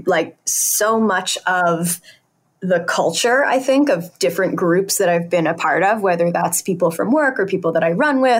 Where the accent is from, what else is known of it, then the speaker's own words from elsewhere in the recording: Connecticut, United States; born there; also born or lived in New Hampshire / Boston; I was born in Connecticut and then I lived in New Hampshire and then I came to Boston for high school.